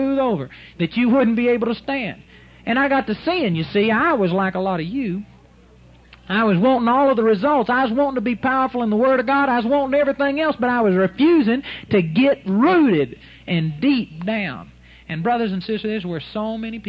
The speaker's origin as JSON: {"language": "English", "town": "Arlington", "region": "Texas", "country": "United States", "tie": "born or raised there", "said": "in my mother's yard where I grew up in Arlington, Texas"}